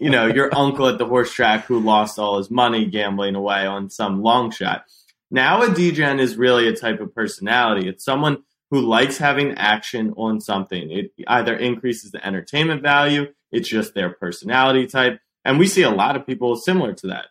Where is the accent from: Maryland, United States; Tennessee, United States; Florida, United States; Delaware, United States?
Maryland, United States; Baltimore; moved away as an adult; also born or lived in Austin, Texas; I'd grown up going to Ravens games, Orioles